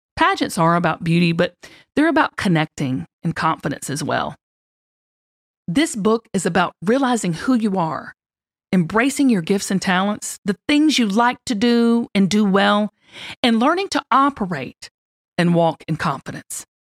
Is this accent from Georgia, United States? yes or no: yes; Lilburn, Georgia, United States; I had a tight-knit, loving family as I grew up in Lilburn, Georgia